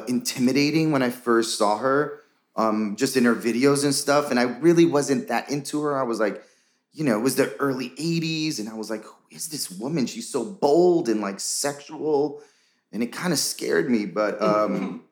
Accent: New York City, New York, United States; I was born and raised in New York City in Washington Heights

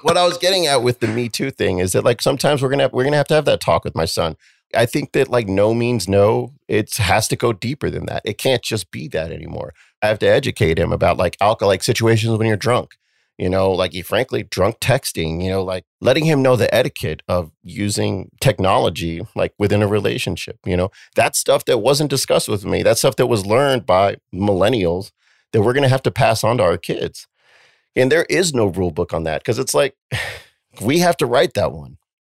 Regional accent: Cheyenne, Wyoming, United States; moved away; we grew up in Cheyenne, Wyoming, where we only had Gary and my mom and each other

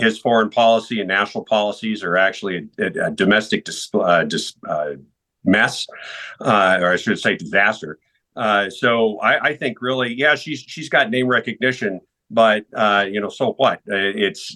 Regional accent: California, United States; also born or lived in Texas; now in Minnesota, United States; I grew up in California

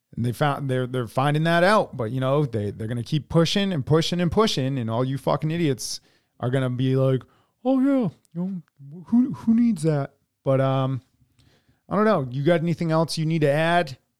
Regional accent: United States; as American citizens

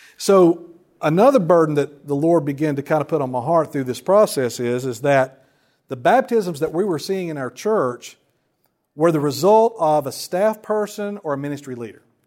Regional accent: Wilkes County, North Carolina, United States; moved away as an adult; now in Lumberton, United States; I'm originally from Wilkes County up towards Boone that way

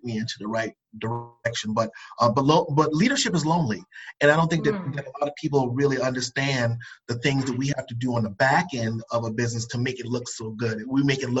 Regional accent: Charleston, South Carolina, United States; I'm from the coast. I'm from Charleston, South Carolina.

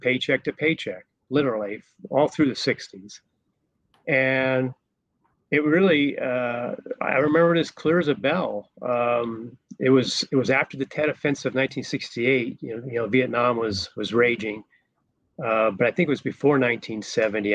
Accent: Golden, Colorado, United States; moved away as an adult; also born or lived in Denver, Colorado; I was born in Denver, but raised in Golden, Colorado.

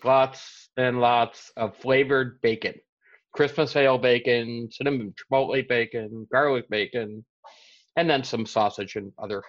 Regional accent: Cleveland, Ohio, United States; moved away as an adult; now in Connecticut, United States; I was actually born and raised in Cleveland. Moved here about 20 years ago

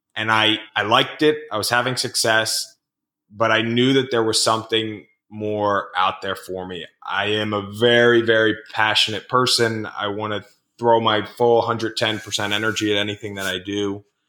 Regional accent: Rockville, Maryland, United States; in my hometown of Rockville, Maryland

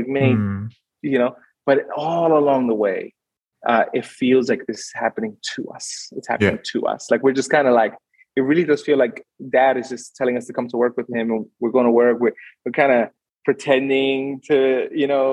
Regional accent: New York City, New York, United States; moved away as an adult; now in Sydney, Australia; I grew up in Brooklyn

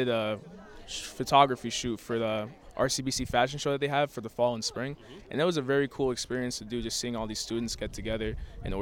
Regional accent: Lumberton, New Jersey, United States; I'm from Lumberton, New Jersey.

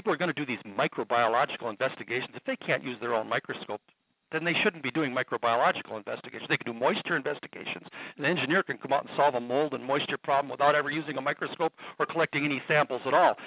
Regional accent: Minnesota, United States; I'm from Minnesota. There's a lot of Indians here.

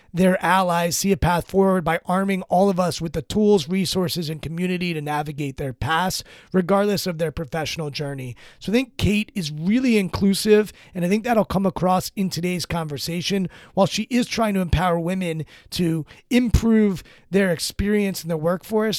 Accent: Maryland, United States; I'm from Maryland. I grew up about twenty minutes outside of College Park, Maryland

